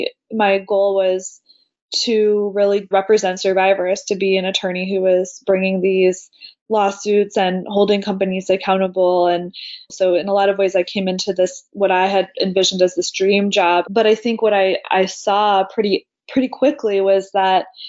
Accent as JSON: {"language": "English", "area": "close to Washington, D.C.", "region": "Virginia", "country": "United States", "tie": "born or raised there", "said": "I grew up in Virginia, close to Washington, D.C."}